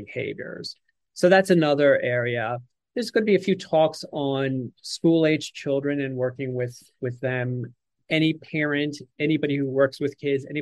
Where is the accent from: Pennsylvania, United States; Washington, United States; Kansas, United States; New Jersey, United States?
Pennsylvania, United States; Philadelphia; moved away; I am bred and born in Philly. I have not lived there for a long time, but I am Philadelphian